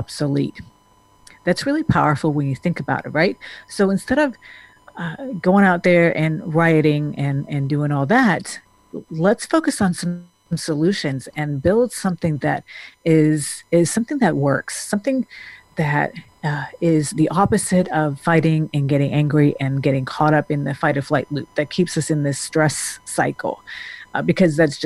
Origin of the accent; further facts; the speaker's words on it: Denmark; now in United States; I grew up in Denmark